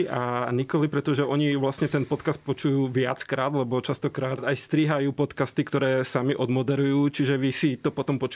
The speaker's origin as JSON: {"language": "Slovak", "region": "eastern Slovakia", "country": "Slovakia", "said": "tým, že ja som z východu, tak ja zase automaticky hovorím sme"}